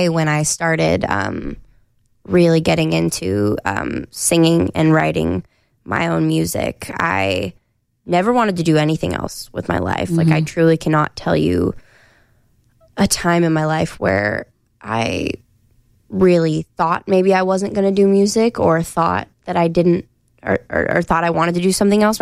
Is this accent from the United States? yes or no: yes; Sequim, Washington, United States; I came from a little town called Squim